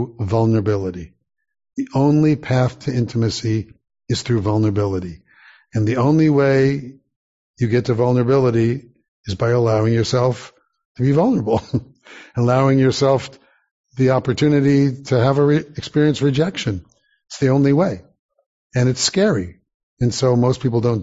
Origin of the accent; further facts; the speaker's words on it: Santa Monica, California, United States; growing up in Santa Monica, going to Beth Shalom Synagogue, 19th in California